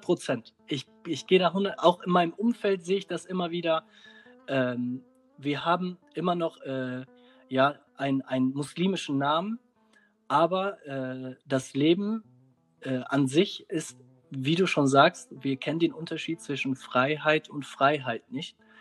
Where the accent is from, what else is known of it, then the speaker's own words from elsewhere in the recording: Germany; wenn wir in einer, ja, in, in Deutschland aufwachsen, dann wachsen jetzt zwischen zwei Gesellschaften auf